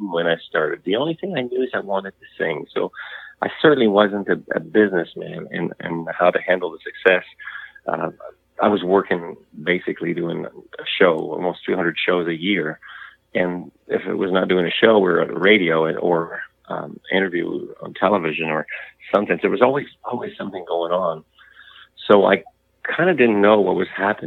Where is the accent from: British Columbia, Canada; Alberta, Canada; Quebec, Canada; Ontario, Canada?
Quebec, Canada; Montreal; So that's where I come from. I was born in Montreal.